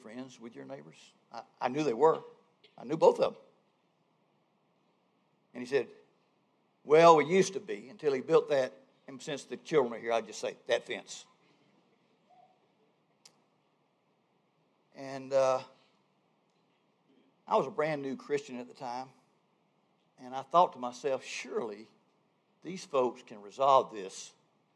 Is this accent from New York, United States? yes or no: no; Georgia, United States; moved away as an adult; also born or lived in Albany, Georgia; now in North Carolina, United States; I grew up in the South. Georgia.